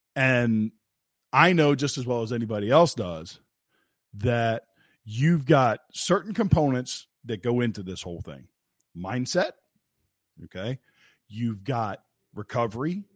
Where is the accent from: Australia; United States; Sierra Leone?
United States; West Virginia; I'm from West Virginia